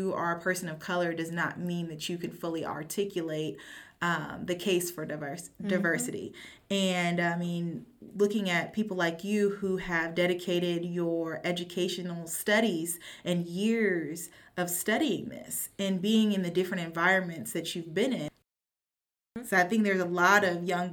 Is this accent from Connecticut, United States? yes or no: no; Kansas, United States; growing up in Kansas